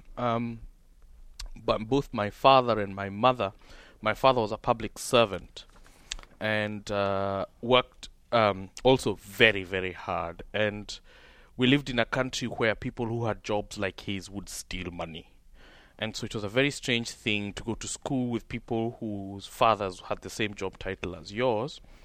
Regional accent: Kenya; my hometown and all the shops and all the small businesses and all the small factories of just this striving class of people who I was brought up with were broken

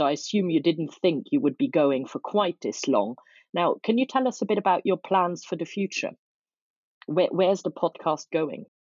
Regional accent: Luxembourg; now in London, United Kingdom; I'm from Luxembourg myself

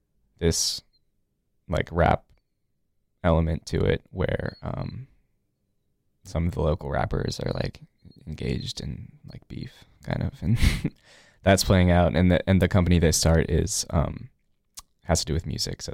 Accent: New Orleans, Louisiana, United States; now in Durham, United States; I grew up in New Orleans, like you said, moved here in 2005 to like the Durham area. I went to Carolina, graduated last year, and now I live in Durham.

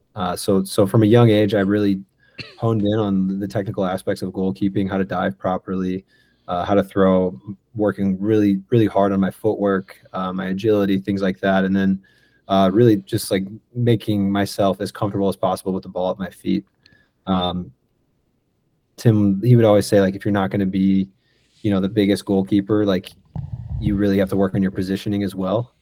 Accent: St. Louis, Missouri, United States; moved away as an adult; also born or lived in Salt Lake City / Miami / Tampa / Chicago; I grew up down down in Oakville, um, off of Telegraph

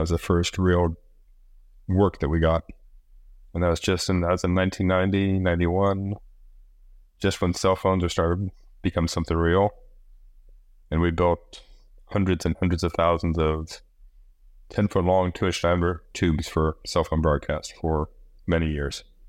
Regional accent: Midwest, United States; moved away as an adult; also born or lived in Indiana; now in Maui, United States; I was born and raised in the Midwest, was living back in Indiana

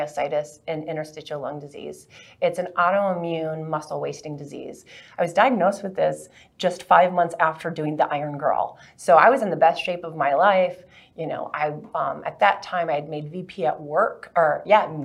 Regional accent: Minnesota, United States; I grew up in Minnesota in the 70s

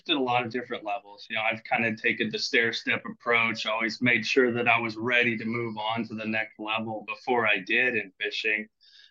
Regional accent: California, United States; I'm from California. We don't have big water like

